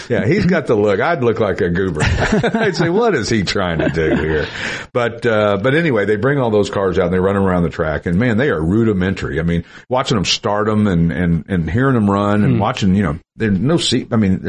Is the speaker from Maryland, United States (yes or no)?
no; Tennessee, United States; accent: redneck Tennessee; My redneck Tennessee accent came out when I said that.